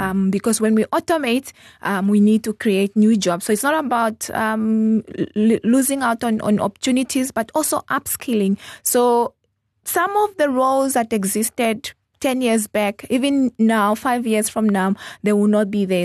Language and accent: English; Zambezi, Namibia; also born or lived in Botswana; now in Windhoek, Namibia; I grew up in the Zambezi region. So that is, I was actually born in Botswana. Um, but I grew up in the Zambezi region.